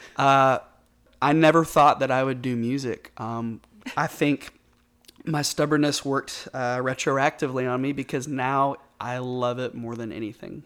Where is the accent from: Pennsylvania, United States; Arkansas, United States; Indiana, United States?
Arkansas, United States; Bentonville; also born or lived in North Little Rock, Arkansas / Conway, Arkansas; I've lived in Arkansas my entire life. I grew up mostly in Bentonville, up in Northwest Arkansas.